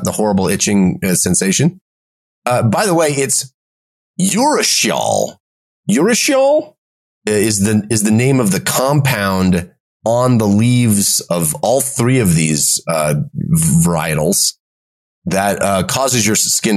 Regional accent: West Coast, United States; I grew up on the West Coast.

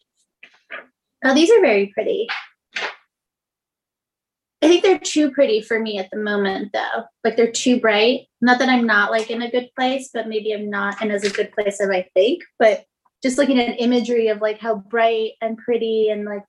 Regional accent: Las Vegas, Nevada, United States; I'm from Las Vegas

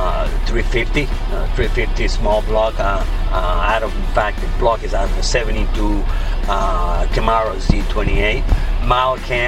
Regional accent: Puerto Rico; moved away as an adult; now in Texas, United States; I am originally born and raised in Puerto Rico, USA. I was born and raised there, and at 19, 18 years old, I joined the Army

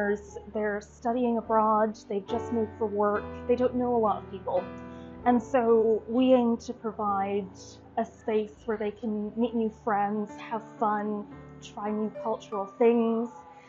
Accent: West Coast of Scotland, United Kingdom; also born or lived in St Andrews, Scotland; I grew up in Scotland on the West Coast, really, really beautiful. Went to university in St. Andrews on the other side of the country.

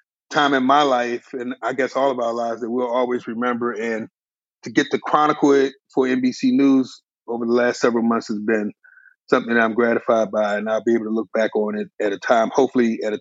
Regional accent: Washington, District of Columbia, United States; moved away as an adult; also born or lived in New York; now in Atlanta, United States; I'm from Washington, D.C., grew up in Southeast Anacostia, right off of Suitland Parkway and Stanton Road. I live in Atlanta now

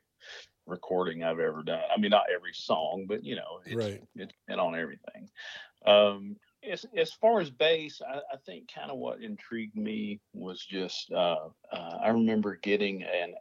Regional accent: Fort Smith, Arkansas, United States; now in Nashville, United States; my hometown of Fort Smith

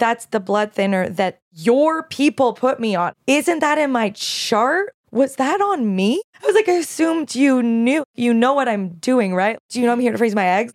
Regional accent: Canada; now in United States; as a Canadian

